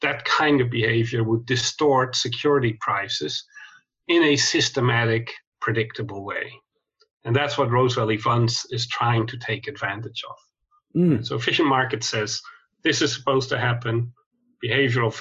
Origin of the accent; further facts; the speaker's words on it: Netherlands; moved away as an adult; also born or lived in Chicago, United States / London, United Kingdom; now in Sydney, Australia; I grew up in Holland in Europe.